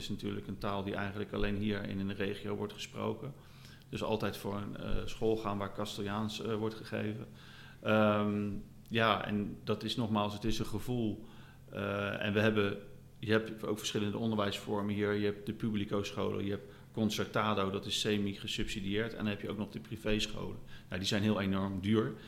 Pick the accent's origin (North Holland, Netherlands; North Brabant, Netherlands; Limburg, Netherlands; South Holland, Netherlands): South Holland, Netherlands; near The Hague; moved away as an adult; now in Valencia, Spain; Wij zijn zelf stadsmensen, wij komen uit de buurt van Den Haag